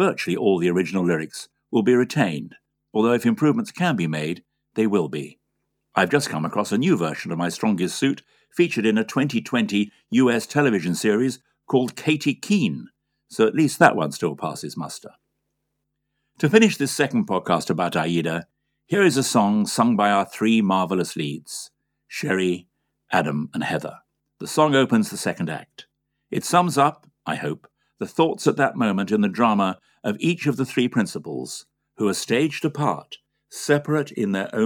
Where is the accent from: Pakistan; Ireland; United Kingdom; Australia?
United Kingdom; my home country